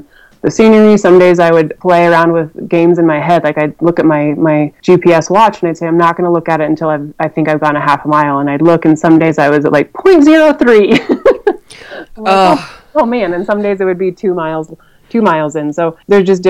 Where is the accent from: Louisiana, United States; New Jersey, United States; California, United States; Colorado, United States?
Colorado, United States; Rifle; Rifle, my hometown